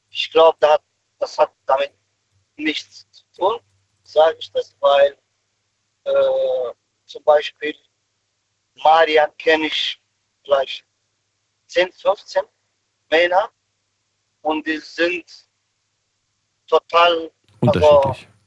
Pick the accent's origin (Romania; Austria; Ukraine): Romania; now in Germany; Ich wollte nur dazu sagen, dass wir, also ich komme aus Rumänien.